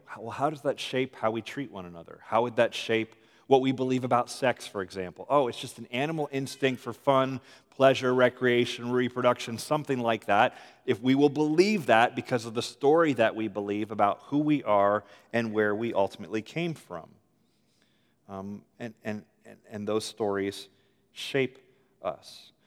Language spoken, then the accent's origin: English; United States; also born or lived in Richmond, Virginia; I'm American